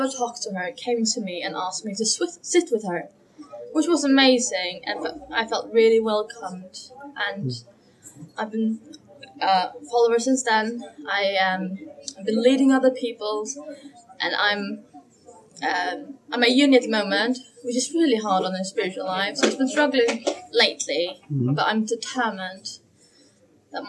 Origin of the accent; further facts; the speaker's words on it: Faroe Islands; I'm from the Faroe Islands, which is up north between Iceland and Scotland. I grew up in a Christian family